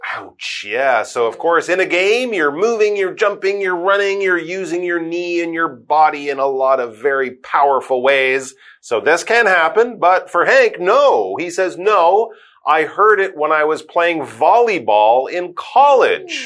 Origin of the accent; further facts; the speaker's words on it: Canada; both myself and Karen, we are from Canada